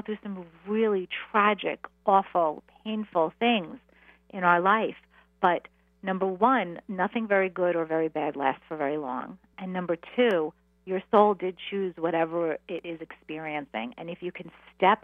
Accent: New York City, New York, United States; I grew up, I'm a Queens girl

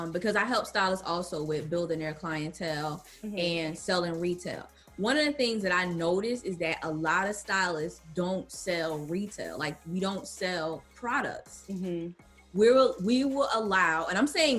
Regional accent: North New Jersey, United States; I'm born and raised in New Jersey, the streets of North New Jersey

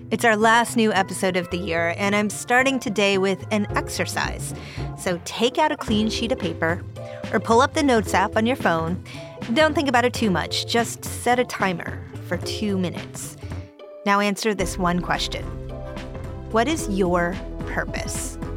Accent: Cupertino, California, United States; I grew up in Cupertino.

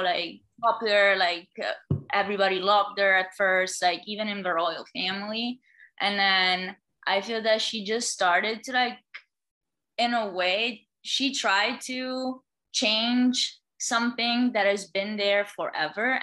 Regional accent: Italy; me being the Italian girl that I am

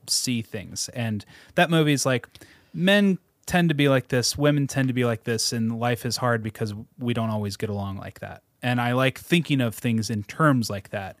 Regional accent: Seattle suburbs, Washington, United States; I grew up in the Seattle suburbs

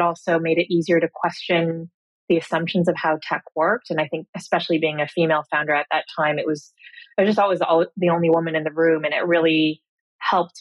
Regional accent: Cupertino, California, United States; moved away as an adult; also born or lived in Cambridge; So I grew up in Silicon Valley. I grew up in Cupertino.

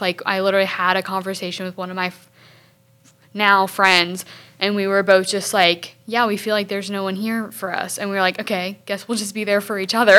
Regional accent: Hartsville, South Carolina, United States; I'm a junior communications major from Hartsville, South Carolina

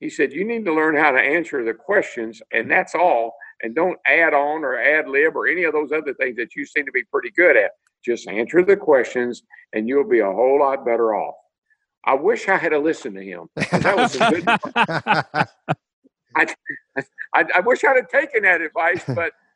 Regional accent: Owensboro, Kentucky, United States; moved away; also born or lived in Franklin, Tennessee; I grew up in Owensboro, Kentucky. I lived in Franklin, Tennessee

